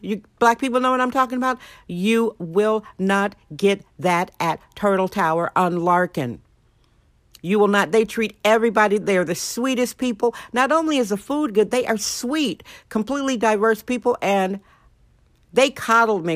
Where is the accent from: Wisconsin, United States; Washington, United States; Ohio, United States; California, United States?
Wisconsin, United States; now in San Francisco, United States; I'm from Wisconsin